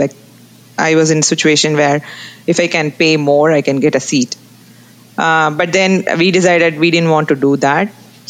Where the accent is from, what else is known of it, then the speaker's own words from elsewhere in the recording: Tiruchirappalli, Tamil Nadu, India; moved away as an adult; also born or lived in Boston; now in United States; I'm basically from South India. So I was born and brought up in South India.